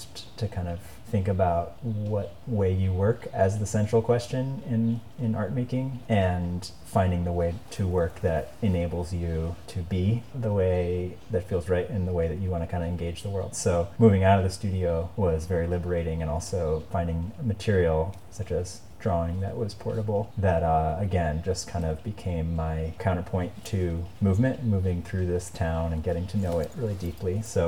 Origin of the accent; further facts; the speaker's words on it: Massachusetts, United States; also born or lived in Connecticut; I grew up in Massachusetts. So I'm an East Coast person and basically hung in that area for most of my life.